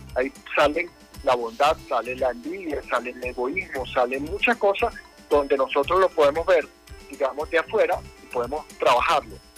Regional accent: Venezuela; como muchos venezolanos lo estamos haciendo

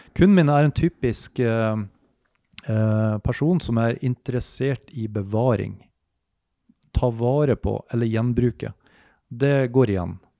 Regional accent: Mosjøen, Nordland, Norway; moved away; jeg er opprinnelig fra Mosjøen. Eh, flyttet ned hit

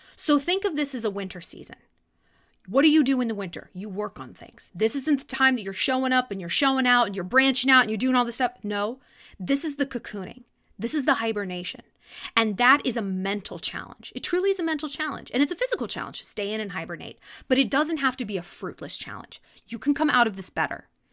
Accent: California, United States; moved away; also born or lived in New York; growing up in California

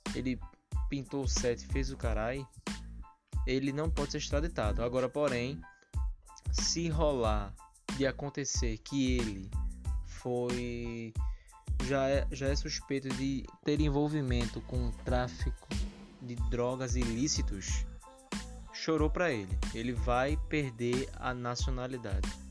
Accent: Brazil

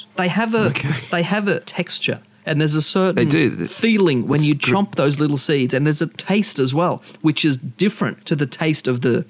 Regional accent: Goulburn, New South Wales, Australia; I'm from Goulburn, home of the merino wool

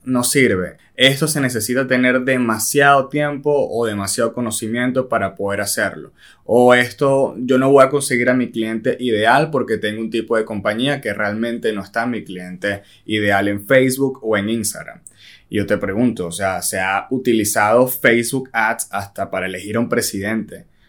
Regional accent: Venezuela; nosotros somos venezolanos

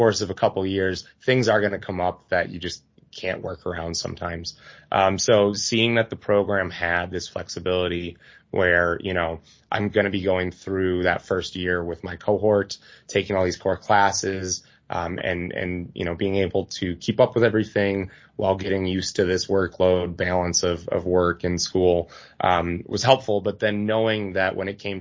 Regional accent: Milwaukee, Wisconsin, United States; also born or lived in Madison, Wisconsin; I am a Wisconsinite through and through, born and raised in Milwaukee.

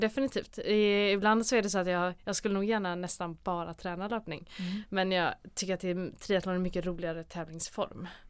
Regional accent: Gothenburg, Västra Götaland, Sweden; also born or lived in Mölnlycke; jag är här från Göteborg, eh, född och uppvuxen

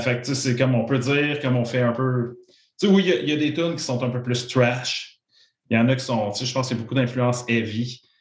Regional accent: Joliette, Quebec, Canada; je viens de la, région de Joliette

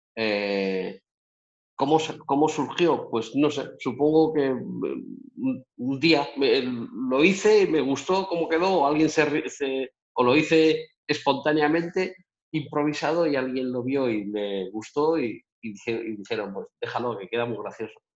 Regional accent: Spain; moved away as an adult; also born or lived in Las Vegas, United States; España, mi tierra

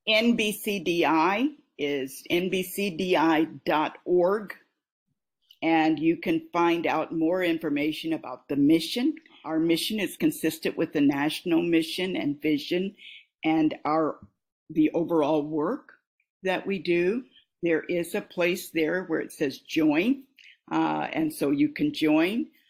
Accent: Des Moines, Iowa, United States; the era in which I grew up in Des Moines

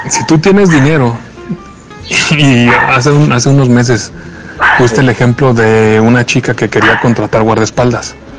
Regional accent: Mexico; siendo de aquí

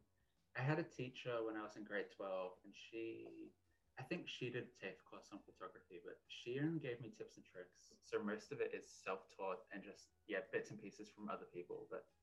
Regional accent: Southeast Queensland, Australia; I'm from Southeast Queensland, Australia

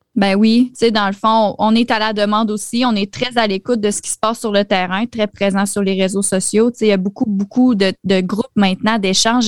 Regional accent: Quebec, Canada; je suis québécoise

